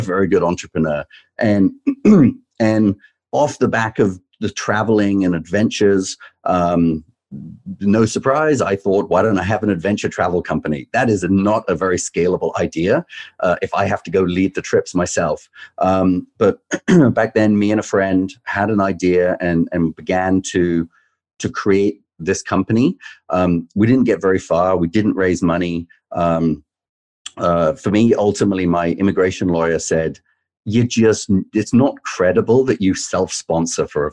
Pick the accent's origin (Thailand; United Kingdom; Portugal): United Kingdom; England; moved away as an adult; also born or lived in London; now in United States; I grew up in England. I worked in London